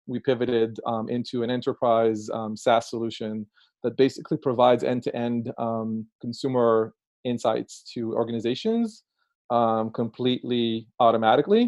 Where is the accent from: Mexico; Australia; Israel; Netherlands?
Israel; now in Brooklyn, United States; as you can detect by my accent, I'm originally Israeli.